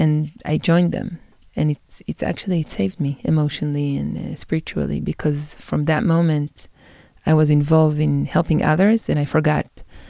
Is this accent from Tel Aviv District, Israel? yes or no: no; Jerusalem, Jerusalem District, Israel; I'm from Jerusalem. I grew up in Jerusalem. My family is 9 generations in Jerusalem. I was born here in a very different part of the city, in an ultra-Orthodox community.